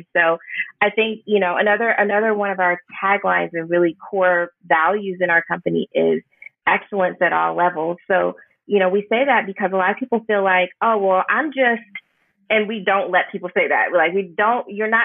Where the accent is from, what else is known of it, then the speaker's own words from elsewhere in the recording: Houston, Texas, United States; now in New Orleans, United States; I'm from Houston. We're from Houston, but moving to New Orleans